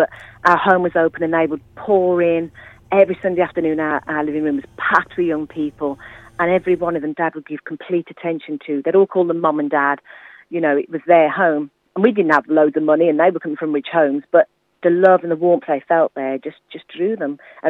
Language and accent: English; Kinver, West Midlands, United Kingdom; accent: Midland; it's a Midland accent for sure. So I grew up in a Christian family, one of seven children, and in a little village of Staffordshire called Kinver. It's about 5 miles from Kidderminster.